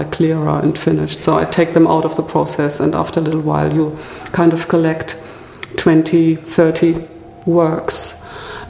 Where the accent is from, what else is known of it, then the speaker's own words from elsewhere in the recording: Ruhr area, North Rhine-Westphalia, Germany; also born or lived in Freiburg; now in Berlin, Germany; I grew up in the Ruhr area, which is a little bit like Manchester, Liverpool, a very densely populated area with coal mining, car industry and steel industry